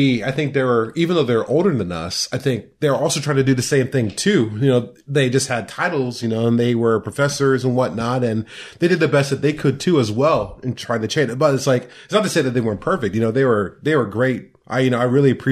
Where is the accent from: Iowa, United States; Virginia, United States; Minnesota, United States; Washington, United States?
Iowa, United States; Mount Pleasant; this weird kid from West Philadelphia Mount Pleasant